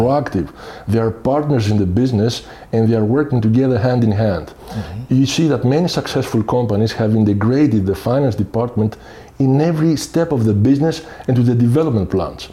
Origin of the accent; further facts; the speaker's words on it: Athens, Attica, Greece; moved away as an adult; also born or lived in Bulgaria / Sweden; now in Belgium; I'm coming from Greece. I'm mm-hmm. Greek, mm-hmm. from Athens. Mm-hmm. Have uh, spent the majority of my time there, meaning I have studied, grew up there